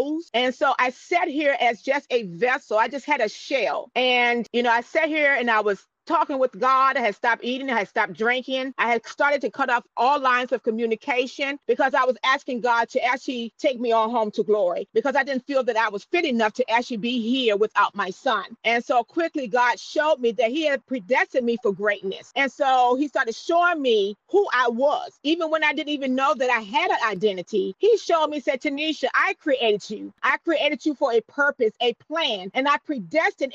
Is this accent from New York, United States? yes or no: no; Newport News, Virginia, United States; now in Mattaponi, United States; I actually live in Mattapani, Virginia, originally from Newport News, Virginia